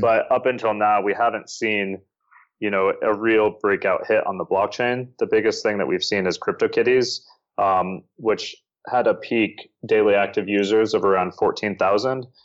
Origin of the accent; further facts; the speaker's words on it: Northern Virginia, United States; moved away as an adult; also born or lived in Bangkok, Thailand; now in Seoul, South Korea; I am from the U S, uh, in Northern Virginia, right outside of Washington, D C.